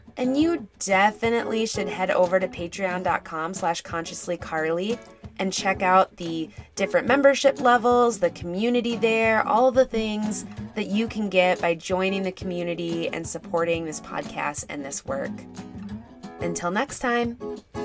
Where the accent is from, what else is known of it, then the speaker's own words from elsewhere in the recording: Minnesota, United States; I'm from Minnesota